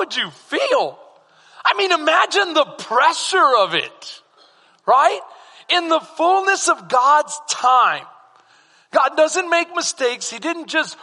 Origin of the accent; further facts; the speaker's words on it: San Antonio, Texas, United States; moved away; I'm from SA. I'm from San Antonio.